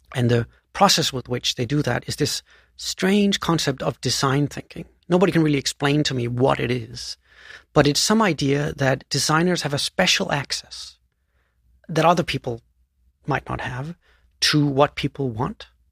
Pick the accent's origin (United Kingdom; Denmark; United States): Denmark; moved away; So I was born in, in, uh, Denmark, and I grew up on this tiny island south of Sweden, uh, which has forty thousand inhabitants